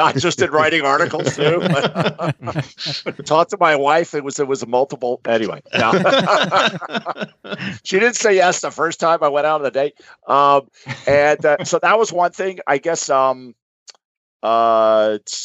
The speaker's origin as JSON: {"language": "English", "town": "Gainesville", "region": "Florida", "country": "United States", "said": "I'm a Floridian. So I'm from Gainesville, Florida"}